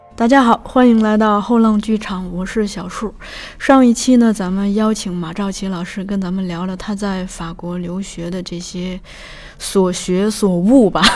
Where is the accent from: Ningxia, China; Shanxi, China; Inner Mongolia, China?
Shanxi, China; 我们老家是山西的